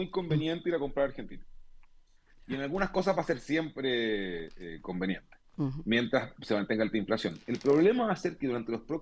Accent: Concepción, Biobío, Chile; no solamente soy de Concepción, sino que me crié ahí en el barrio

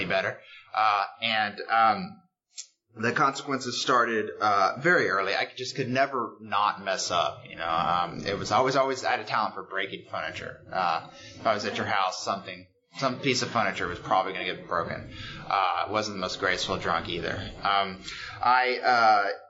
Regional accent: Houston, Texas, United States; moved away as an adult; now in New York, United States; I'm from Houston, Texas. I've been in New York for 9 years now

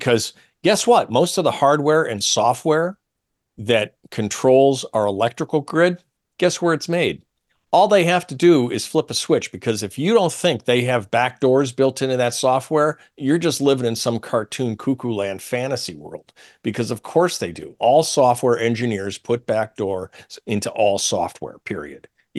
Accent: Syracuse, New York, United States; I'm from Syracuse, New York.

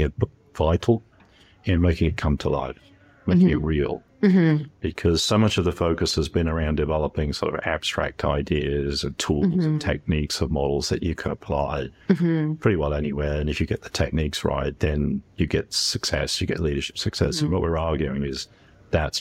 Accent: England, United Kingdom; moved away as an adult; also born or lived in Canada / New Zealand; I've spent the first 18 years of my life in England, the next 18 in Canada, another 18 in New Zealand.

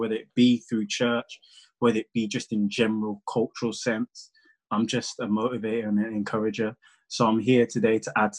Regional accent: Birmingham, West Midlands, United Kingdom; I'm from Birmingham.

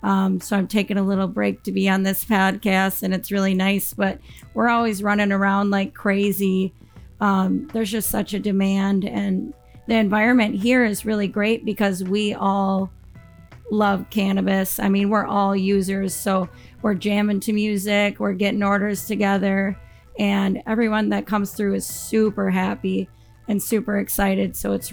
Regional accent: Appleton, Wisconsin, United States; moved away as an adult; now in Iron Mountain, United States; The whole reason I moved from Appleton, all my family, all my friends are there. It's a great place to grow up, a really great place to live, but cannabis was a little more important to me. So me and my partner left everything and we moved to Michigan.

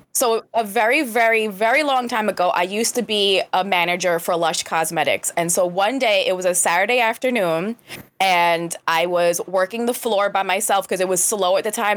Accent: New York City, New York, United States; I'm a native New Yorker

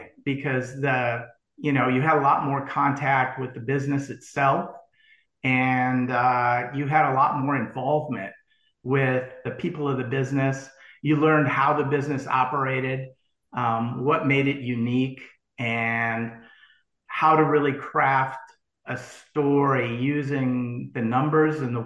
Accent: St. Paul, Minnesota, United States; moved away; also born or lived in Vanderbilt; originally, I grew up in St. Paul, Minnesota.

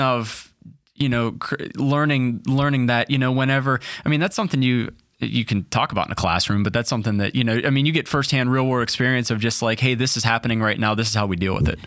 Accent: Pittsburgh, Pennsylvania, United States; born or raised there

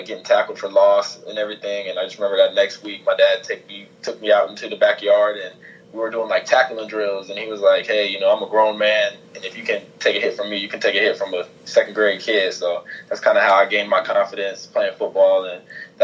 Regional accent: Ohio, United States; I grew up like an Ohio State fan as a kid, just growing up in Ohio

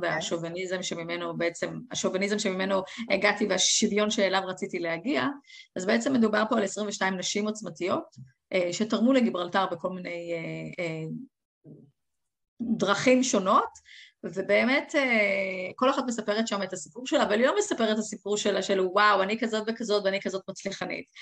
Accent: Israel; moved away as an adult; also born or lived in England; now in Gibraltar

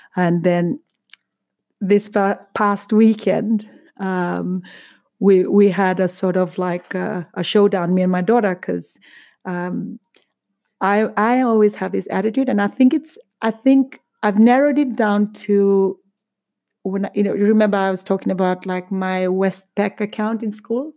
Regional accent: Fiji; now in United Kingdom; growing up in Fiji

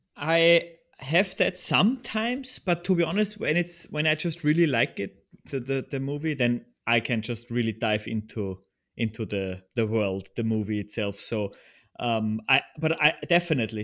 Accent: Upper Austria, Austria; moved away as an adult; now in Vienna, Austria; I'm originally from Austria and still, still live here. Uh, I'm from the countryside of Upper Austria

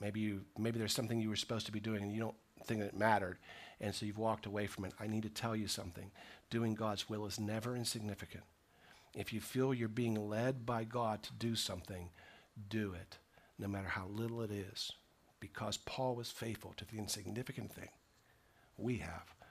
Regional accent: United States; I'm an American Christian

